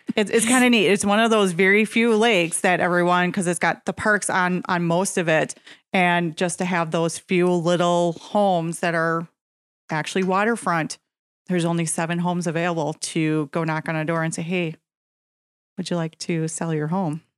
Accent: Nekoosa, Wisconsin, United States; Grew up in Nacusa

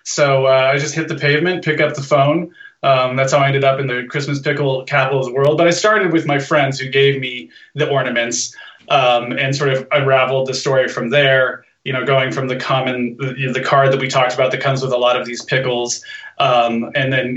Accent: Los Angeles, California, United States; I'm just this LA guy

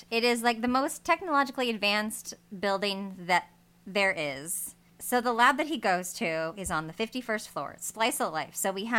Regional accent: Los Angeles, California, United States; we're from Los Angeles

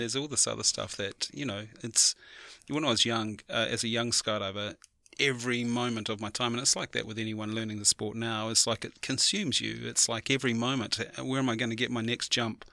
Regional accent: New Zealand; as a Kiwi

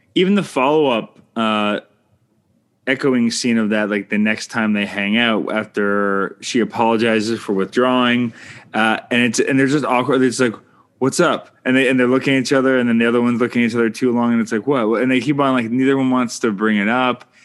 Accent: Canada; I'm Canadian filmmaker

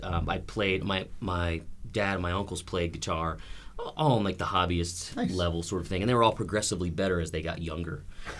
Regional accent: Western New Jersey, United States; also born or lived in Pittsburgh, Pennsylvania; now in Nashville, United States; I grew up in Western New Jersey, and I lived for a long time in Pittsburgh.

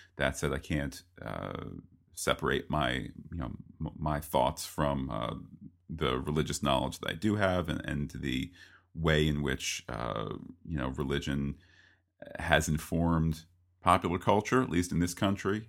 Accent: East Coast, United States; as an American and an East Coaster

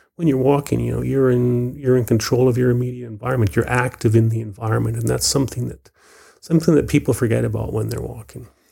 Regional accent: Vancouver Island, British Columbia, Canada; also born or lived in Belfast, Northern Ireland; I was very fortunate to grow up on Vancouver Island

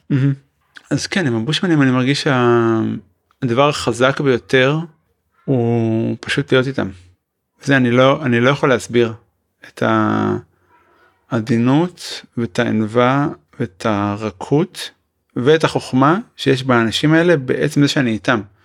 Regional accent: Israel; אני ישראלי

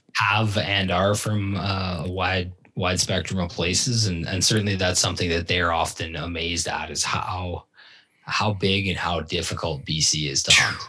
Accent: Ontario, Canada; moved away as an adult; also born or lived in Barrie / Owen Sound; now in British Columbia, Canada; where I grew up in Ontario

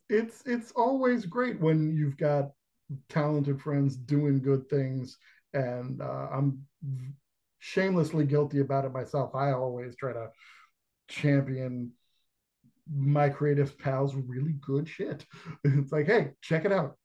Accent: New York, United States; growing up in New York

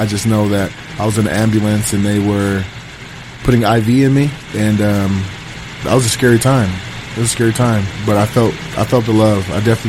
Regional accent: Denver, Colorado, United States; growing up in Denver

